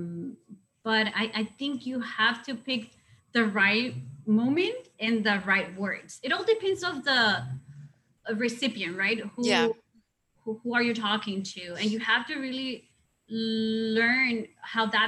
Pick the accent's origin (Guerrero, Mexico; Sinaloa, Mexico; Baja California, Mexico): Sinaloa, Mexico; Mazatlán; English is a second language; moved away; my hometown is the best